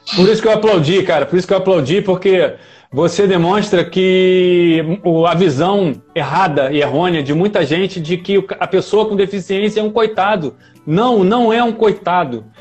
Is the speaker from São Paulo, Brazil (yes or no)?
no; Nova Iguaçu, Rio de Janeiro, Brazil; eu sou de Nova Iguaçu